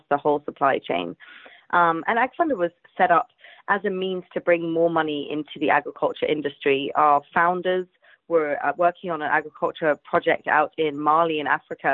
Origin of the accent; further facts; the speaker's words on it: London, United Kingdom; also born or lived in Asia; I'm from London, England.